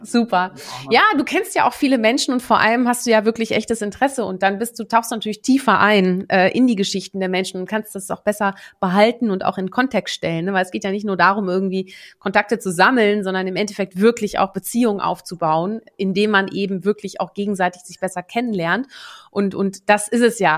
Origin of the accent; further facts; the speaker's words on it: Netherlands; moved away; ich bin ja gebürtige Niederländerin, wir sind ja auch eine Handelsnation